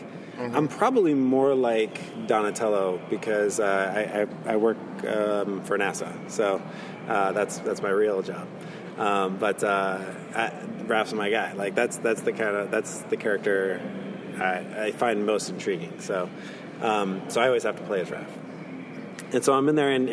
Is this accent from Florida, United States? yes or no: yes; Fort Myers Beach, Florida, United States; growing up on Fort Myers Beach